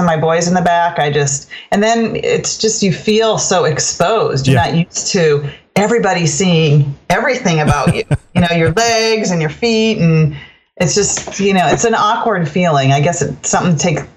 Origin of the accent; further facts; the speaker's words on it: United States; moved away as an adult; also born or lived in Minnesota / North Dakota; now in Maryland, United States; I'm from Maryland. Originally, I grew up in Minnesota, in North Dakota, but ended up in Maryland as a stay-at-home mom.